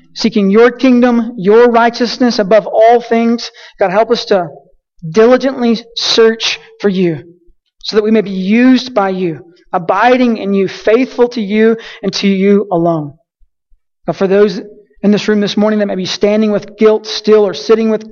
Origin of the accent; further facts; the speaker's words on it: Colorado City, Texas, United States; moved away as an adult; I grew up in a little small town named Colorado City